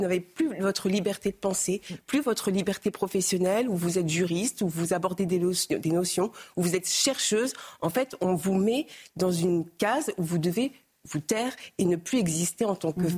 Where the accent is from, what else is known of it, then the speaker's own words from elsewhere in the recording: France; en tant que Française juive